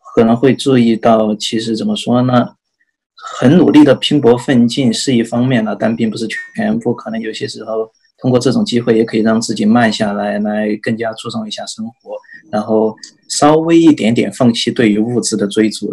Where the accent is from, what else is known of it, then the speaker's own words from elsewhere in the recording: China; 像我们作为中国人